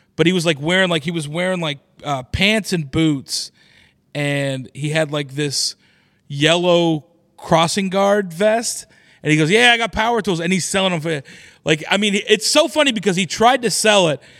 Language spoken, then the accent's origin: English; Oklahoma City, Oklahoma, United States; moved away; is in Oklahoma City, which is my hometown